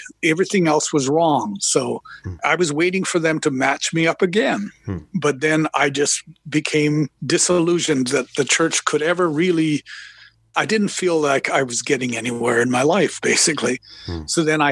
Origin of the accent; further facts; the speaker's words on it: Calgary, Alberta, Canada; I'm from Calgary, Alberta